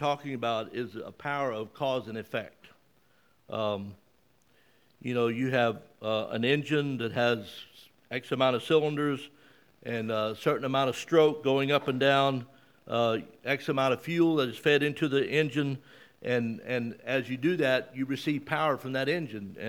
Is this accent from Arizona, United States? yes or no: no; Mississippi, United States; moved away; also born or lived in South Carolina; I see people here who I grew up with in Mississippi back in the late 50s and early 60s